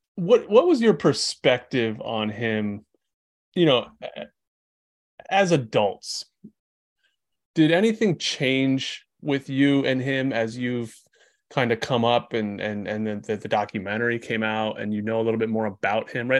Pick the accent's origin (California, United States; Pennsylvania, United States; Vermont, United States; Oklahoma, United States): Vermont, United States; I'm from Vermont